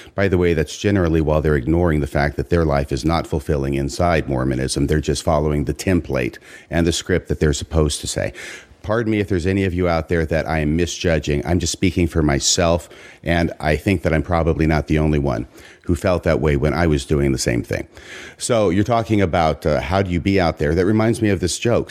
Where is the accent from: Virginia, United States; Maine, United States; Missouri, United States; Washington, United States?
Washington, United States; Seattle region; also born or lived in Waco, Texas; junior high school, high school years, I'm up here in Washington